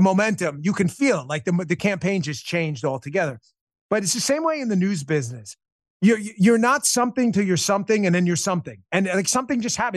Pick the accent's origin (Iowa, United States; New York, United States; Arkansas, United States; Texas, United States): New York, United States; I'm a New Yorker